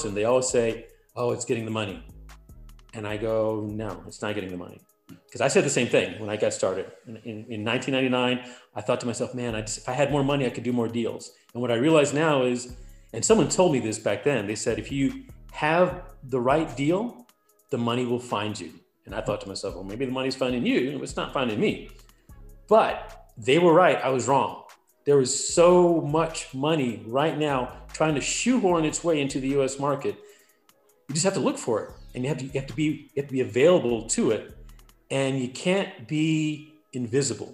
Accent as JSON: {"language": "English", "region": "New York", "country": "United States", "also_born_or_lived": "Atlanta, Georgia", "moved": "yes", "lives_now": "Clovis, United States", "said": "I'm from New York. So from New York to Atlanta to Clovis, really."}